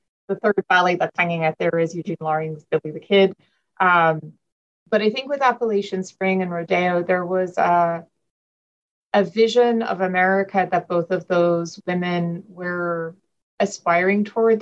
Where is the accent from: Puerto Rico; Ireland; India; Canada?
Ireland; moved away as an adult; now in United States; I grew up in Ireland